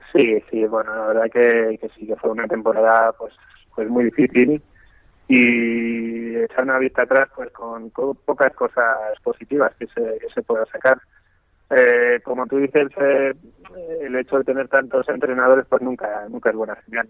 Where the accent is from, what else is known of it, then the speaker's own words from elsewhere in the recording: Castilla-La Mancha, Spain; moved away as an adult; now in China; yo jugaba al fútbol en mi pueblo, sí destacaba tal, en Castilla-La Mancha